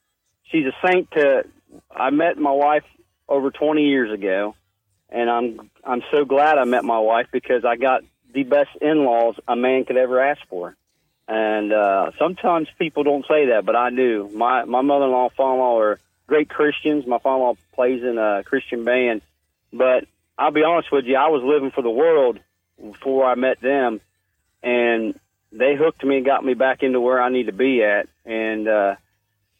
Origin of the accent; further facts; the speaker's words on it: Georgetown, Ohio, United States; I was born in Georgetown, Ohio, to Tom and Mary Manning